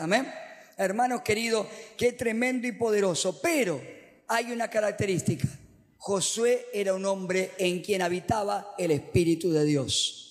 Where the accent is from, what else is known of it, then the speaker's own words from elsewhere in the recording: Argentina; los predicadores acá en Argentina, no sé por qué hablamos en el castellano neutro